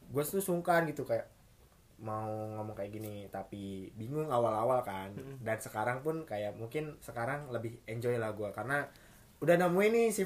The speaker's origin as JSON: {"language": "Indonesian", "town": "Tangerang", "region": "Banten", "country": "Indonesia", "said": "gue dari Tangerang"}